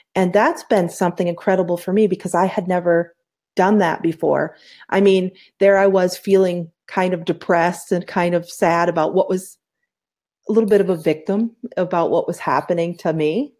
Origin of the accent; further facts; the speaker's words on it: upstate New York, United States; moved away as an adult; also born or lived in Poughkeepsie, New York; now in Phoenix, United States; I was born in Poughkeepsie, New York, but I grew in, grew up in a small town, so small it was like 3,500 people.